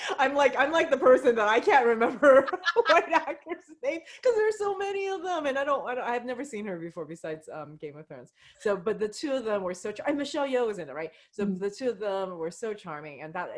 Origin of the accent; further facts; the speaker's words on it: United States; I loved hearing Asians with like Australian and British accents, you know, growing up in the United States.